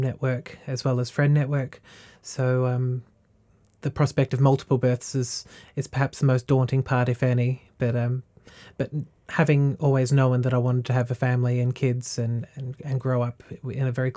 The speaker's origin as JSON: {"language": "English", "area": "Latrobe Valley", "region": "Victoria", "country": "Australia", "tie": "born or raised there", "lives_now": "Warragul, Australia", "said": "I grew up in the Latrobe Valley, which is a little over half an hour down the road from here"}